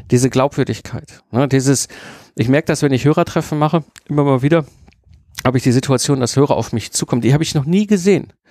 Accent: North Rhine-Westphalia, Germany; ich komme aus dem Ruhrpott, ich mache ja auch noch die verrückte äh, Geschichte, ne?

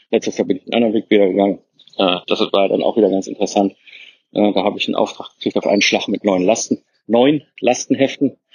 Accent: Herdecke, North Rhine-Westphalia, Germany; ich so, ach, ist ja witzig, ich komme ja aus Herdecke, und er so, wie, ach, äh, Herdecke kommst du? Und ich so, ja, Herdecke

